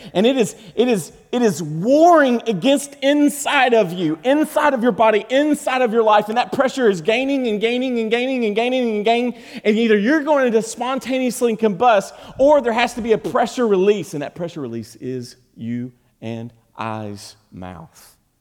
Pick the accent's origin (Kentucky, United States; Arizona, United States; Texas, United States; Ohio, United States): Kentucky, United States; we're from Kentucky.